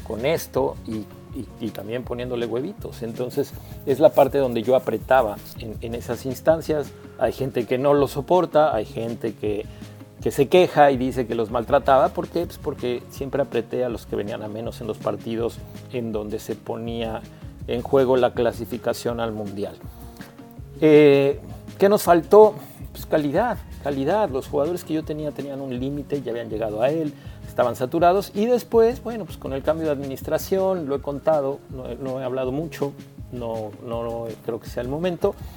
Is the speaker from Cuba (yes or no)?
no; Mexico; como técnico mexicano